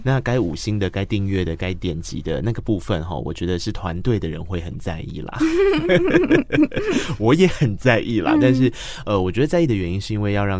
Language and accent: Chinese; Tainan, Taiwan; 我台南人哦